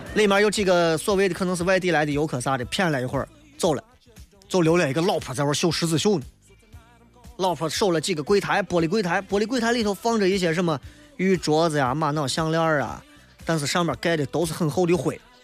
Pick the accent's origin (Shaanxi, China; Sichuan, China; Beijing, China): Shaanxi, China; 我们陕西人对于文物和古迹这些名声、古迹这些东西，因为真的我们见的太多了